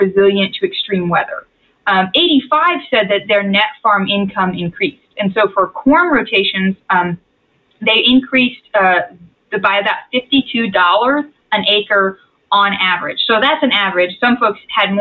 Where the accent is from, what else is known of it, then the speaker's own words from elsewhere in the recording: Texas, United States; I was raised in Texas